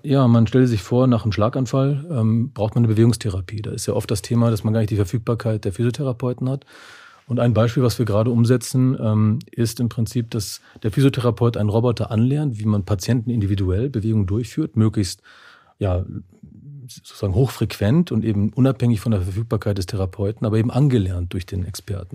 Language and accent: German; Germany; also born or lived in Neustadt am Rübenberge, Lower Saxony / Bavaria; now in Munich, Germany; aufgewachsen in Niedersachsen und Bayern